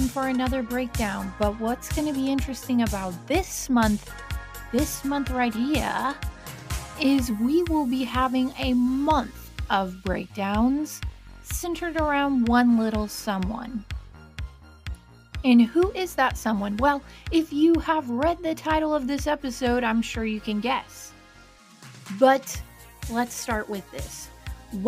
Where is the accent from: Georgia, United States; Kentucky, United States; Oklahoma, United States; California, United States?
Kentucky, United States; accent: hybrid accent; also born or lived in Ohio; I grew up in Kentucky, but I'm actually from Ohio. So I always say I have this hybrid accent